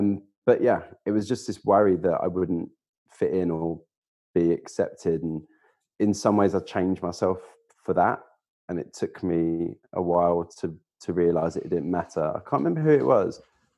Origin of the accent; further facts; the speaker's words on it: East of England, United Kingdom; accent: Essex; I'm from Essex originally. I mean, some people hear it, other people don't, but my Essex accent used to be a lot broader than it was.